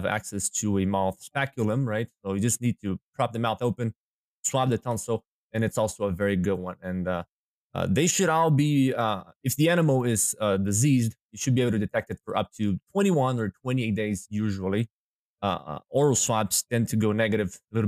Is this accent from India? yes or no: no; Brazil; moved away as an adult; now in Minnesota, United States; So I was born in Brazil. My dad is a hog producer, so that's how I got into the swine business. And then that's where I got my DVM degree back in Brazil in 2014